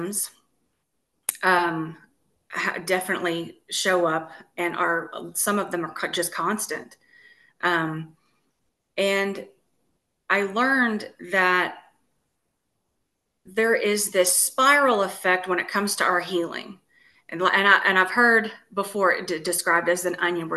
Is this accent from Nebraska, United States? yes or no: no; Texas, United States; now in Tennessee, United States; I'm originally from Texas and I moved to Tennessee from Texas.